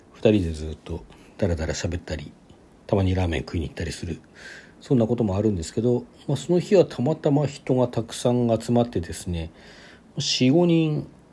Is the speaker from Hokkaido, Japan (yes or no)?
yes; Sapporo, Hokkaido, Japan; 地元の札幌